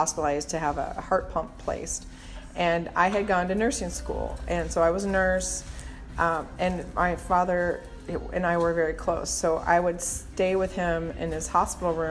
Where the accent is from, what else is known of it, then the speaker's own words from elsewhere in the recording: Minnesota, United States; I grew up in Minnesota